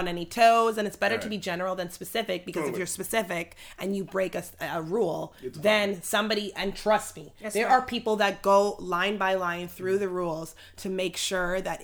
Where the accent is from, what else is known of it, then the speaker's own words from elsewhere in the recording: Jamaica; I'm Jamaican and my father instilled that in me at a young age